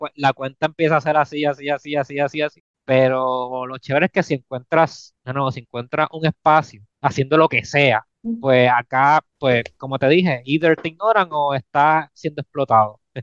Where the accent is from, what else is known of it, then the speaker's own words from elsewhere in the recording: Puerto Rico; moved away as an adult; now in Los Angeles, United States; yo soy puertorriqueño